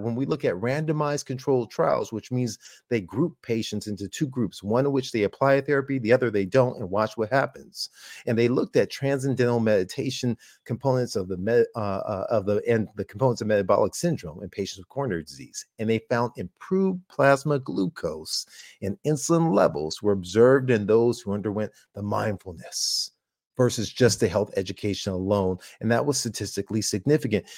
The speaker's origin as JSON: {"language": "English", "region": "California", "country": "United States", "said": "University of, uh, California, uh, my home state"}